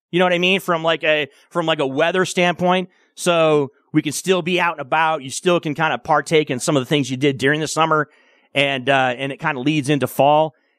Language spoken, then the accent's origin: English; Michigan, United States; moved away as an adult; also born or lived in Massachusetts / Florida; now in Las Vegas, United States; I grew up in the Midwest, right? I grew up in Michigan. And then I went to college in Massachusetts and lived in the Northeast for 5 or 6 years. Then I moved down to Florida for the better part of a decade